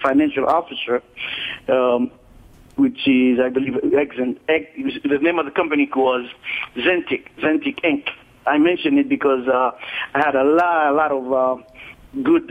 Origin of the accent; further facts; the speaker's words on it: Haiti; moved away as an adult; now in Miami, United States; I was born in Haiti, and I came at the age of 18, 19 here in the state, in the United States.